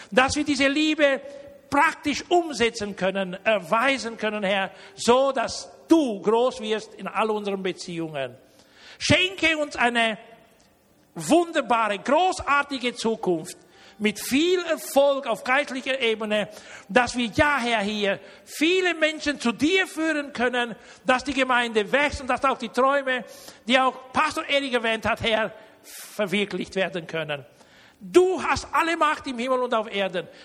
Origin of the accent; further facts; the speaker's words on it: Germany; Und wenn nicht nur ich als Deutscher einen aus Deutschland zu mir einlade, sondern auch einen aus Rumänien. Ihr wisst ja, ich komme ja nicht aus Rumänien, ja.